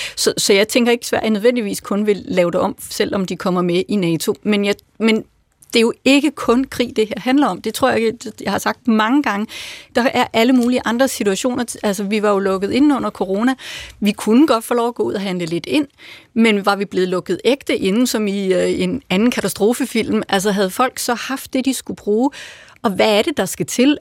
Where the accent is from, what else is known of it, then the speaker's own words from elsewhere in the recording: Lolland, Zealand, Denmark; moved away; Jeg voksede op på Lolland